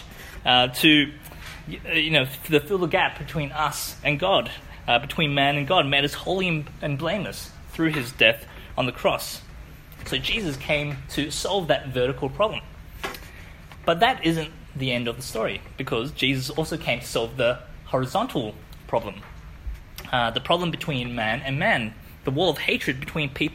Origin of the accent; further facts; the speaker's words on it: Wellington, New Zealand; moved away; I grew up in New Zealand